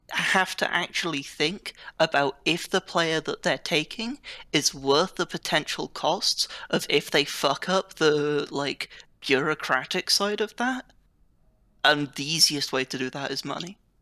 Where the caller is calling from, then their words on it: United Kingdom; I'm calling from the United Kingdom